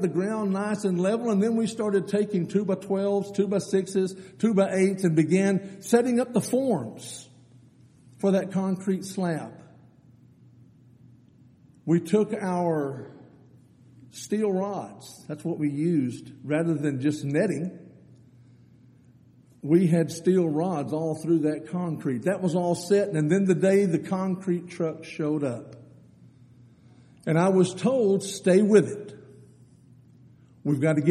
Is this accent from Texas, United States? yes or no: yes; Eden, Texas, United States; I grew up out in Eden, Texas, out between Brady and San Angelo